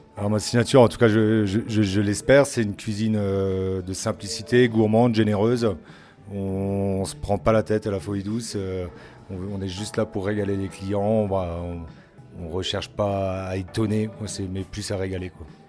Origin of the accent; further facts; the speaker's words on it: Alsace, Grand Est, France; moved away; je suis alsacien